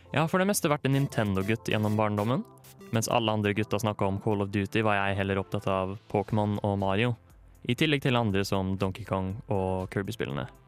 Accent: Fredrikstad, Østfold, Norway; moved away as an adult; now in Trondheim, Norway; jeg kommer fra Fredrikstad.

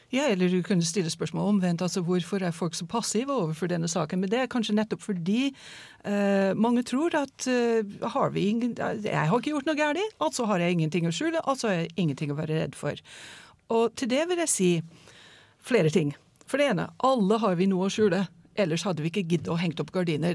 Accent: United States; now in Norway; USA stoler jeg ikke helt på, selv om det er mitt hjemland

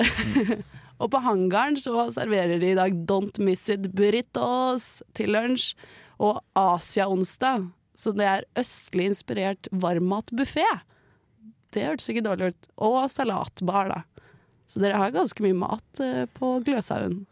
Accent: Bærum, Akershus, Norway; now in Trondheim, Norway; jeg er fra Bærum

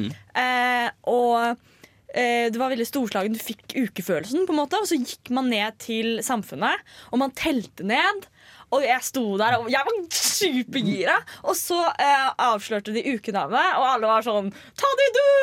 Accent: Østfold, Norway; Jeg er fra Østfold

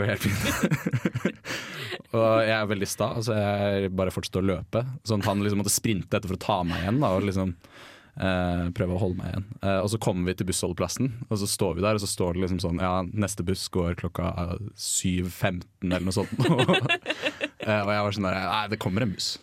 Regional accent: Bærum, Akershus, Norway; jeg er fra Bærum

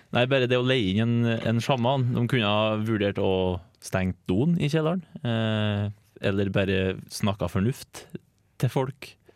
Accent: Trøndelag, Norway; Som trønder

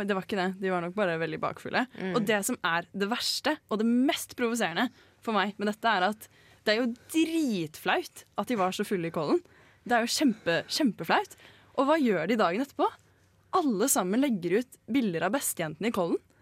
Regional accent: Bærum, Akershus, Norway; moved away; Kommer fra, kommer fra Lommedalen. Det er en liten dal langt inni kommunen Bærum

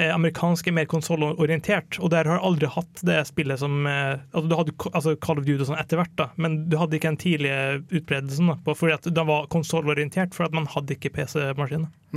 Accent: Kristiansund, Møre og Romsdal, Norway; moved away; jeg kom fra Kristiansund, jeg bodde der, og det var en veldig hardcore gamerby.

